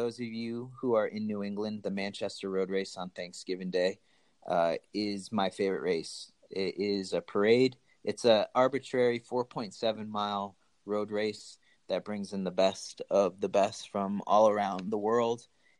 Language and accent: English; Asunción, Paraguay; born there; my birth certificate is in Spanish and I was born in Asuncion, Paraguay.